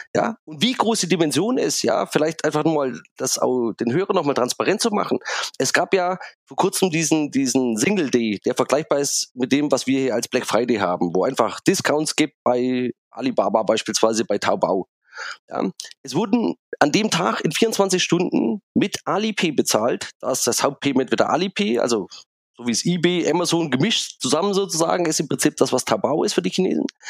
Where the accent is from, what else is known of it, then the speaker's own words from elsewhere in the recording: Germany; als Europäer, als Deutsche, als kritische Technologiebeobachter